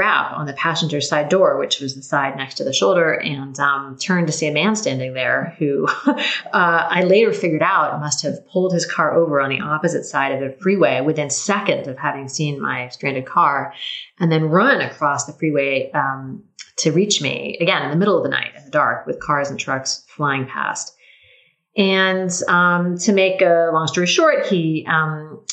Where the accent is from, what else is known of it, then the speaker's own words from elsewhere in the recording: Tacoma, Washington, United States; moved away; my hometown of Tacoma